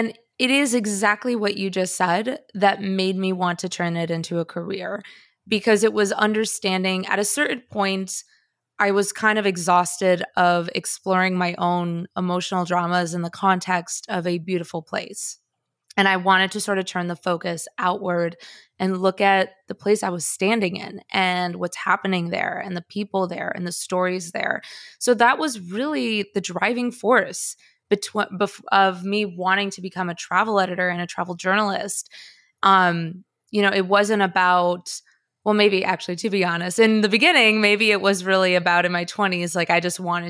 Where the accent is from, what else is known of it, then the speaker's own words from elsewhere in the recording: Chicago, Illinois, United States; also born or lived in Bogota, Colombia; I am Colombian. I hold dual citizenship. I was born in Bogota. My family's Colombian. My relatives are Colombian. I have this whole well of sort of Colombian culture to pull from. And yet, I grew up in Chicago and I don't have an accent.